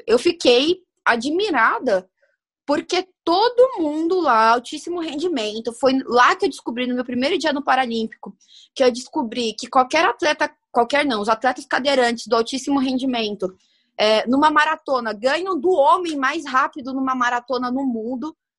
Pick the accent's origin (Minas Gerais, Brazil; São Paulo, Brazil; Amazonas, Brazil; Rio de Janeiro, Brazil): São Paulo, Brazil; Santo André; na minha terra linda, Natal, vulgo Santo André, aqui em São Paulo também